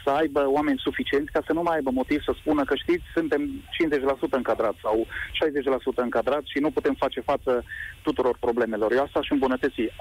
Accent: Mediaș, Sibiu County, Romania; eu sunt din Mediaș, în zona și Mediașului

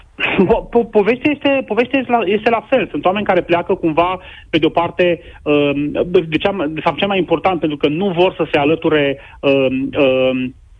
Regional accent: Romania; noi ca români

